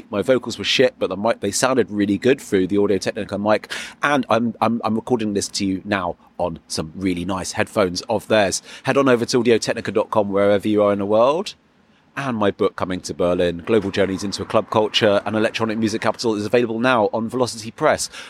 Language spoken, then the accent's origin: English; England, United Kingdom; as an English person